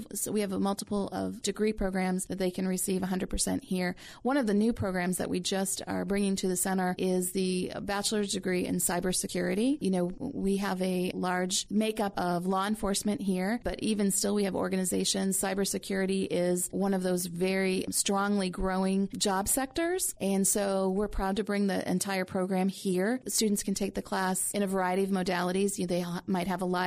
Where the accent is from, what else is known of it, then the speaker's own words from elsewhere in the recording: Houlton, Maine, United States; moved away as an adult; also born or lived in Virginia; I was born and raised here in Houlton